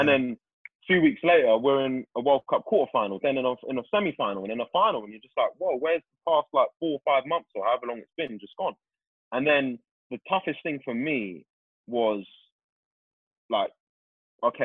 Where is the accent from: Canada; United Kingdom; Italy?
United Kingdom; London; I'm from Tooting